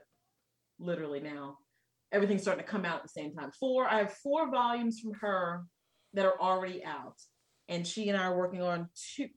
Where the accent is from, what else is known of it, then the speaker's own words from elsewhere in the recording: New York, United States; moved away; I'm originally from New York, right? But that's not where I live now.